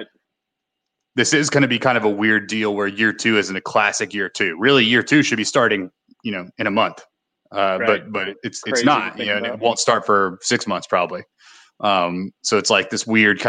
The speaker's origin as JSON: {"language": "English", "region": "Mississippi", "country": "United States", "said": "I live in Olive Branch. And I talk about Memphis as if it's my home, but really I'm from Mississippi"}